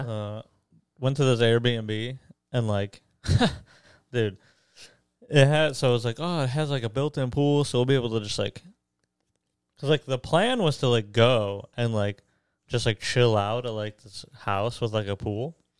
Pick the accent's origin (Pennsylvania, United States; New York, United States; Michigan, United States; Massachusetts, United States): Michigan, United States; Detroit area; Detroit area